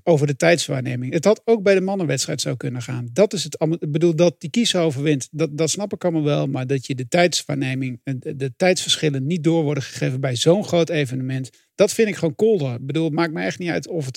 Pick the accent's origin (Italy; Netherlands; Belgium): Netherlands; Ik ben geen Fransman, ik ben geen, Bel, geen Belg, maar wel een Nederlander.